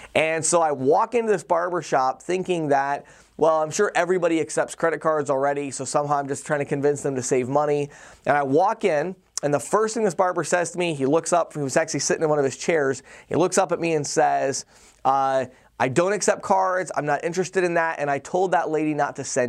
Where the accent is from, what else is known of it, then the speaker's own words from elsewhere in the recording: Chicago, Illinois, United States; now in Pennsylvania, United States; You know, I came from the Chicago area, and it was pretty unusual to walk into a business where they did not accept cards. And here I am in rural Pennsylvania in a little barber shop